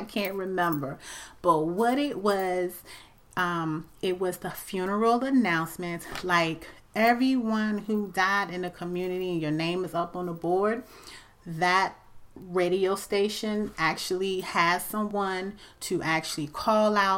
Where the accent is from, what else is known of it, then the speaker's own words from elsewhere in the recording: the South, United States; we are actually from the South.